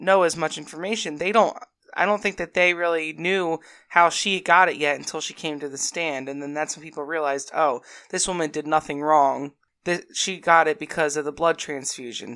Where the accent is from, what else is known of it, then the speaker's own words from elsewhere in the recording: New Jersey, United States; I'm also from New Jersey